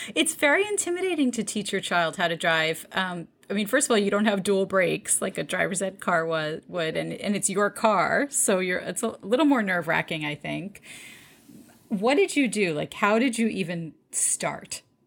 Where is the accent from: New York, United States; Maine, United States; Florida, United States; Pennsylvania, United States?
New York, United States; born or raised there; also born or lived in Detroit, Michigan